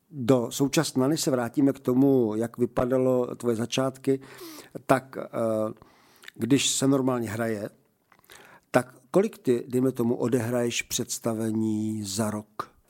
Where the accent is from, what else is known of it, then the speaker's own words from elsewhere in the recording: Zlín Region, Czechia; A vítěz chrou okolností je Valach a já jsem taky Valach.